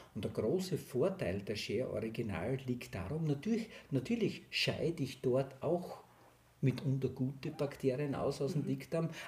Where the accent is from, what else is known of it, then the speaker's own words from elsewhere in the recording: southern Styria, Austria; ich komme aus der Steiermark, Südsteiermark